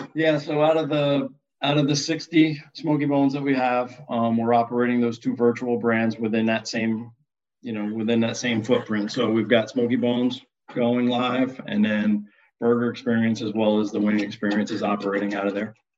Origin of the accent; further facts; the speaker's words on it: upstate New York, United States; I grew up in the Northeast um, and kind of upstate New York.